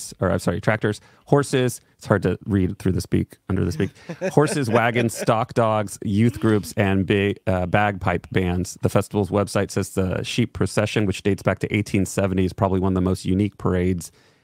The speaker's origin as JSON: {"language": "English", "town": "Petaluma", "region": "California", "country": "United States", "said": "we're from Petaluma"}